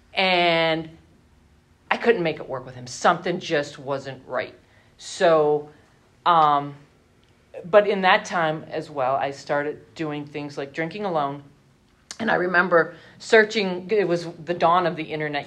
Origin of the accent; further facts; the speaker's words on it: Hazleton, Pennsylvania, United States; I lived at home with my parents because I'm from Hazleton